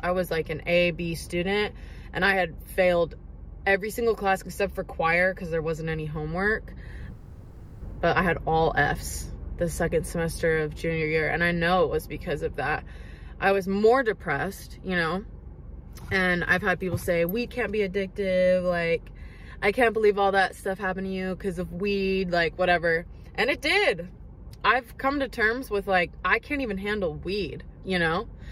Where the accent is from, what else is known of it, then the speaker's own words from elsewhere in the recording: Seattle, Washington, United States; I was born and raised in Washington state, like Seattle area